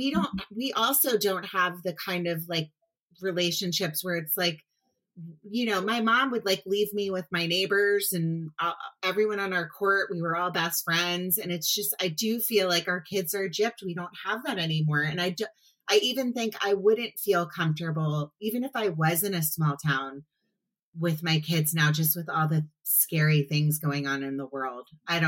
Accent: Potomac, Maryland, United States; I grew up in Potomac, Maryland, which is outside of DC, not like a small town

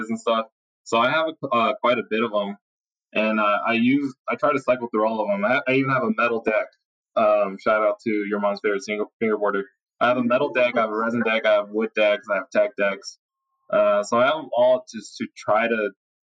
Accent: Las Vegas, Nevada, United States; We grew up skating in Vegas.

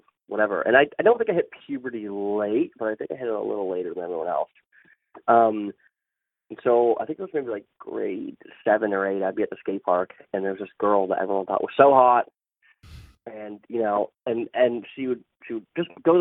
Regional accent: Pickering, Ontario, Canada; also born or lived in Scarborough; now in Toronto, Canada; I grew up in Pickering, which is a small suburb outside of Toronto

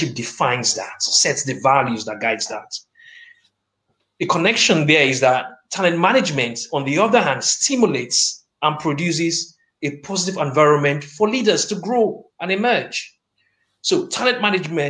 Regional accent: Lagos, Nigeria; moved away as an adult; now in Nottingham, United Kingdom; I am proudly Nigerian, born and battered in the great city of Lagos. But I'm also British, and I have a strong commitment to my adopted city of Nottingham

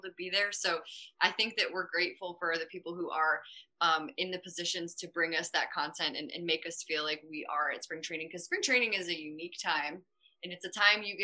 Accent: St. Louis, Missouri, United States; I'm from St. Louis, born and raised

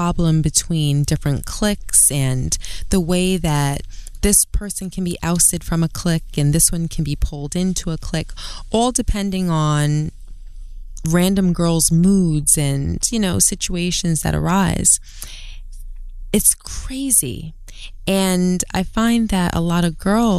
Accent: New York City, New York, United States; I'm from Brooklyn. I'm from Queens

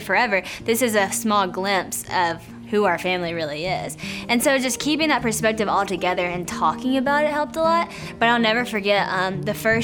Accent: West Monroe, Louisiana, United States; I grew up in West Monroe, Louisiana

